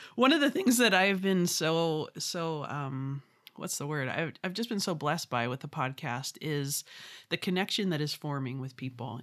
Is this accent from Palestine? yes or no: no; Vancouver, British Columbia, Canada; I'm from Vancouver, British Columbia. So I'm Canadian, a proud Canadian.